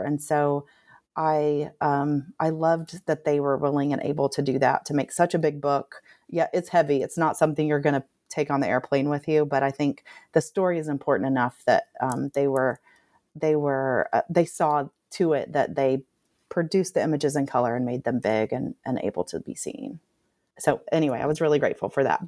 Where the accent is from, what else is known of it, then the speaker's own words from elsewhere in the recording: Nashville, Tennessee, United States; moved away as an adult; now in Tuscaloosa, United States; growing up in Nashville, Tennessee